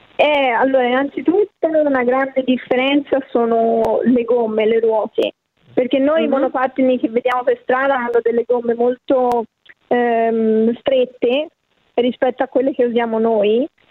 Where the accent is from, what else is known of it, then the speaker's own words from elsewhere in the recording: Florence, Tuscany, Italy; io sono di Firenze